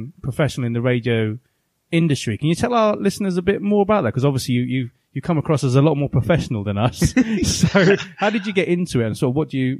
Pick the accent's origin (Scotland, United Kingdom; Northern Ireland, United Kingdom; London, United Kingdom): London, United Kingdom; Croydon; We grew up, obviously, we're from Croydon, we're from South London. We grew up in that scene